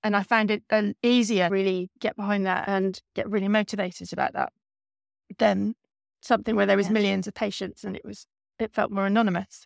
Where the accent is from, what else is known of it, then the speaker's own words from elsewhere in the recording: East Anglia, East of England, United Kingdom; I grew up in East Anglia and I wanted to stay in East Anglia